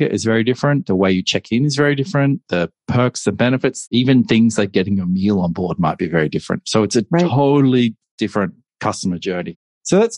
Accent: Australia; moved away as an adult; also born or lived in Hong Kong; I'm Australian and I decided I need to move overseas at that point. And so I relocated to Hong Kong.

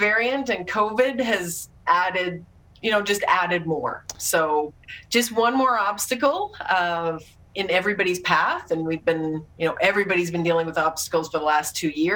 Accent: Saskatoon, Saskatchewan, Canada; I was in my hometown of Saskatoon

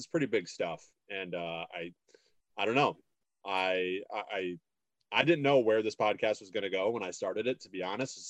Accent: Illinois, United States; also born or lived in Minnesota; now in Duluth, United States; I'm from Illinois

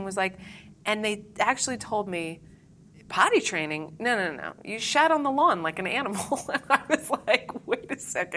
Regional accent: Topanga, California, United States; I was raised in Topanga Canyon

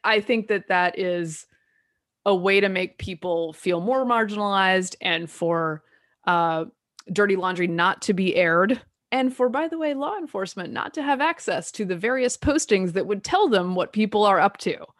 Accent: the South, United States; I'm from the South

